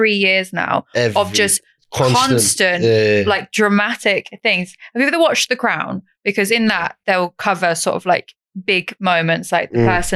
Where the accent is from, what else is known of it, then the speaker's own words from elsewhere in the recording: East Anglia, East of England, United Kingdom; I'm from East Anglia, so, like, Norwich is my nearest city.